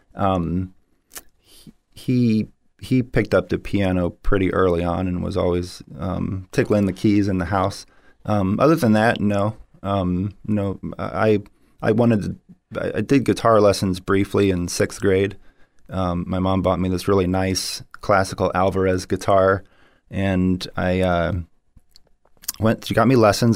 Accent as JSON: {"language": "English", "town": "St. Petersburg", "region": "Florida", "country": "United States", "tie": "born or raised there", "said": "I grew up in Saint Petersburg, Florida."}